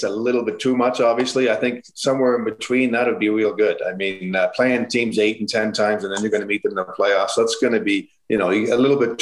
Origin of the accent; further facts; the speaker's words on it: Prince Edward Island, Canada; moved away; I went back to my hometown in PEI